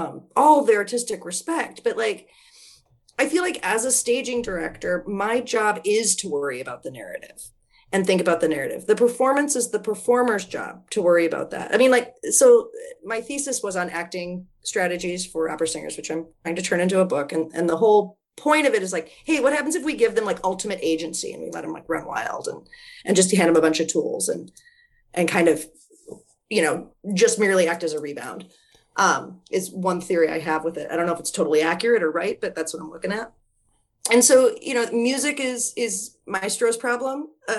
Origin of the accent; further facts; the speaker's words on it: Wisconsin, United States; now in Philadelphia, United States; I am a lesbian from Wisconsin